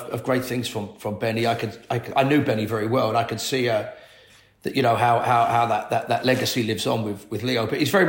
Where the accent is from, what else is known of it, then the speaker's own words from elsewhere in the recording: London, United Kingdom; I grew up in Latimer Road, just the back end of Ladbrook Grove, West London.